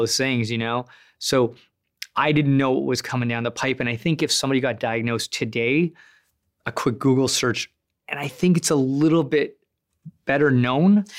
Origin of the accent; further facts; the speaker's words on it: Sudbury, Ontario, Canada; I'm from Sudbury